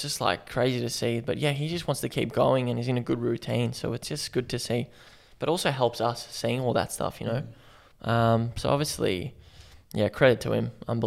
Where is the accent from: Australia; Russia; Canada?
Australia; Melbourne, Victoria; now in Brisbane, Australia; I'm originally from Melbourne.